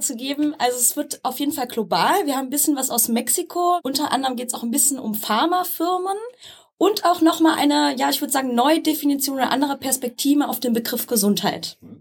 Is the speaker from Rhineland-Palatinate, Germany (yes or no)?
yes; Rhineland-Palatinate, Germany; Und ich komme auch aus Rheinland-Pfalz